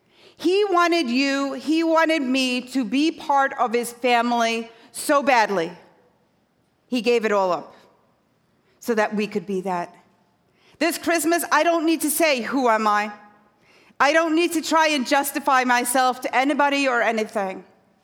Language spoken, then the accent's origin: English; Scotland, United Kingdom; now in New York, United States; I did not grow up on this side of the Atlantic. So I grew up in a tiny fishing village on the northeast coast of Scotland.